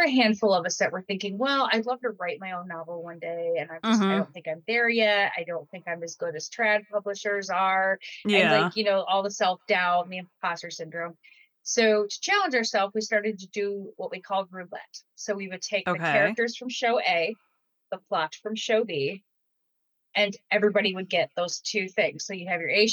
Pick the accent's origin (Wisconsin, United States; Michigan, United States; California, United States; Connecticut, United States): Michigan, United States; I'm from Michigan, so that's a very big dynamic out here, very much blue collar, and so that humor has always been in my ears, and it's always been what I've heard growing up